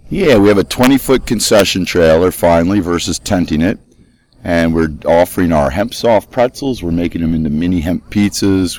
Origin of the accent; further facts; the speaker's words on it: Lancaster, Pennsylvania, United States; I'm from Lancaster, Pennsylvania, near Hempfield Township